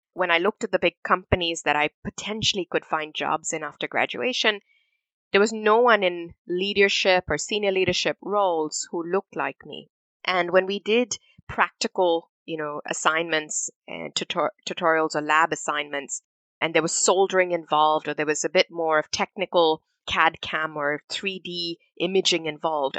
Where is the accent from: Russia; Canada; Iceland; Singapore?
Singapore; also born or lived in India / Manchester, United Kingdom; we moved to Singapore as a family in, in 84, and that was home for me. Growing up in Singapore